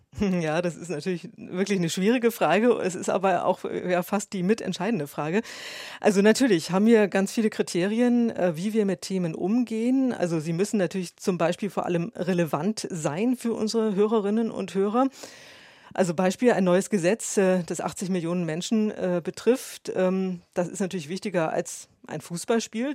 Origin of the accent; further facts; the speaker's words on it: Hamburg, Germany; moved away as an adult; ich komme aus Hamburg ähm, und war schon als Schülerin beim Radio, beim Norddeutschen Rundfunk